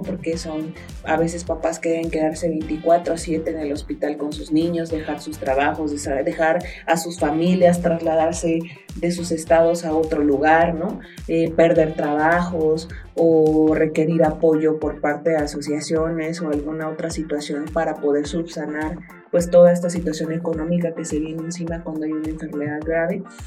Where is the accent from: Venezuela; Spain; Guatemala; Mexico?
Mexico; tenemos como mexicanos